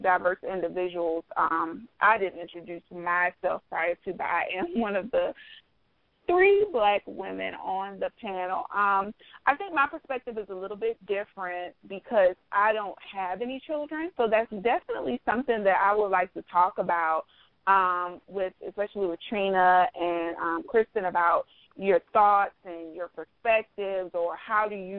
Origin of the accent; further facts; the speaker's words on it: South Carolina, United States; also born or lived in New Jersey; I was born in New Jersey. I was raised mostly in South Carolina